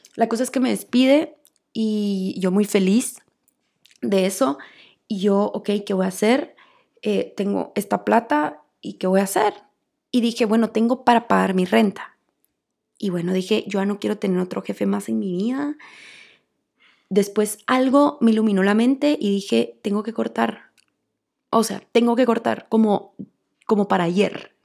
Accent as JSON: {"language": "Spanish", "country": "Guatemala", "tie": "born or raised there", "said": "Pues yo crecí en Guatemala"}